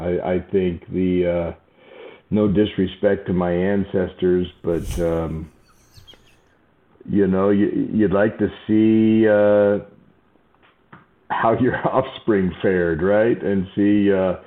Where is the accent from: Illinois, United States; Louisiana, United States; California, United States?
California, United States; Southern; now in Nashville, United States; I'm from Southern California